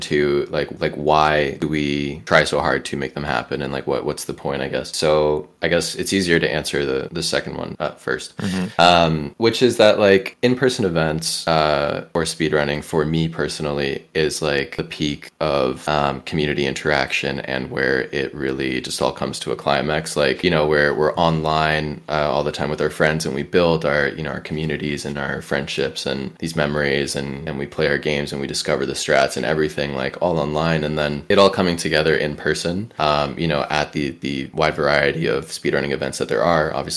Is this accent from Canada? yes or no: yes; Canada; I'm Canadian